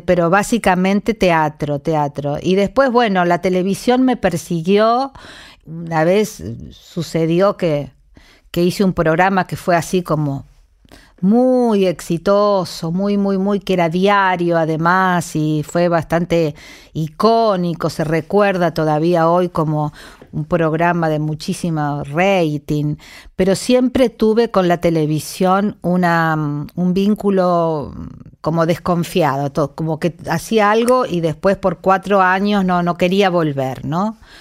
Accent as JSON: {"language": "Spanish", "region": "San Luis", "country": "Argentina", "tie": "born or raised there", "moved": "yes", "said": "mi infancia transcurrió en San Luis"}